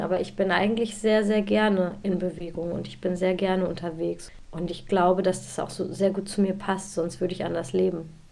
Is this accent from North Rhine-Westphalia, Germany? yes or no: yes; Bielefeld, North Rhine-Westphalia, Germany; bin ja aus Bielefeld